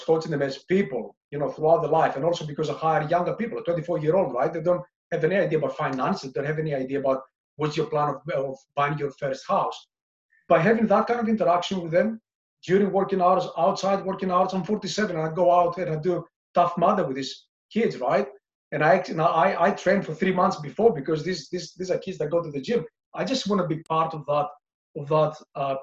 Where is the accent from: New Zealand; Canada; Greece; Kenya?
Greece; moved away as an adult; also born or lived in London, United Kingdom / Singapore; now in United Kingdom; my early years when I moved from Greece to London, to the UK